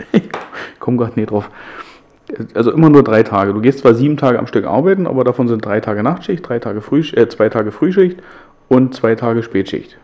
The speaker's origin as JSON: {"language": "German", "town": "Hoyerswerda", "region": "Saxony", "country": "Germany", "tie": "born or raised there", "said": "meine Heimatstadt"}